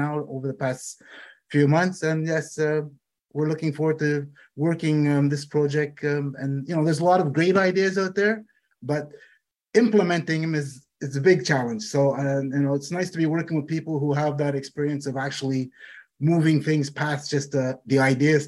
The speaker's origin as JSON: {"language": "English", "town": "Montreal", "region": "Quebec", "country": "Canada", "tie": "born or raised there", "moved": "as an adult", "lives_now": "Toronto, Canada", "said": "born and raised in Montreal"}